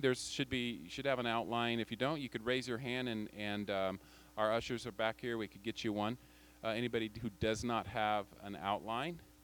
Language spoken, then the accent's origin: English; United States; moved away as an adult; also born or lived in Tajikistan; as an American living overseas